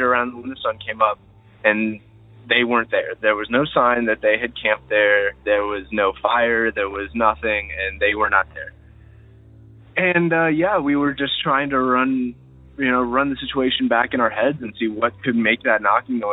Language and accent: English; Ohio, United States; I'm from Ohio